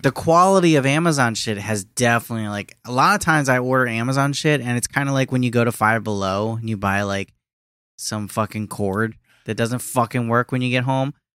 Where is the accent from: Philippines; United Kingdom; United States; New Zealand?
Philippines; me for being Filipino